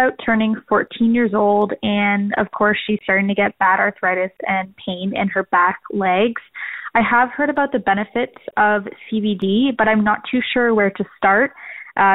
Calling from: Ontario, Canada; I'm calling from Ontario, Canada.

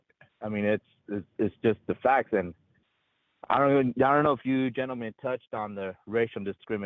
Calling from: Anaheim, California, United States; over here in the happiest place on earth, called Anaheim, California

